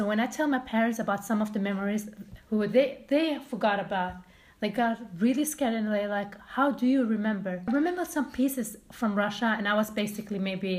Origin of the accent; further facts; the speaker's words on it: Sweden; moved away as an adult; also born or lived in Iran; now in London, United Kingdom; I grew up in Sweden. I came to Sweden as not even a year.